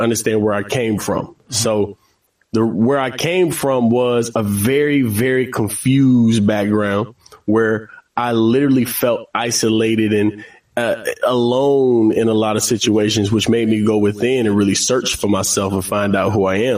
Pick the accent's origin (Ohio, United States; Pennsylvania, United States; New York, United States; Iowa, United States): Ohio, United States; Cincinnati; I'm from Cincinnati, Ohio